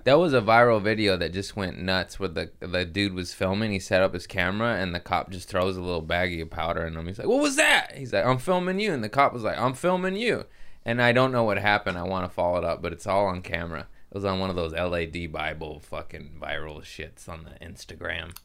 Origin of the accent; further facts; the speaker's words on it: Torrance, California, United States; also born or lived in Harbor City; I grew up in Torrance. I was born in Harbor City.